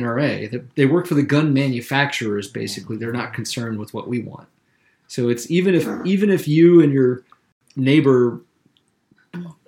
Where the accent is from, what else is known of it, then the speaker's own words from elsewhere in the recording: Columbia, South Carolina, United States; moved away as an adult; also born or lived in Charleston, South Carolina; now in Maine, United States; I'm from the capital city. I'm from Columbia. And when I got older, I moved to Charleston